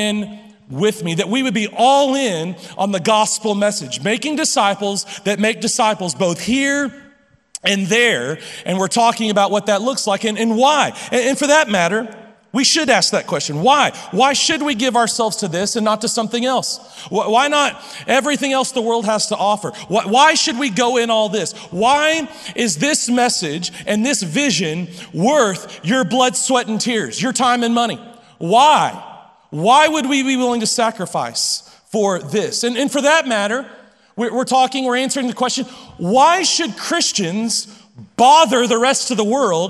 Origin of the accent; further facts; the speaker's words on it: Lubbock, Texas, United States; I'm from Lubbock, I've been here all my life, and I'm not leaving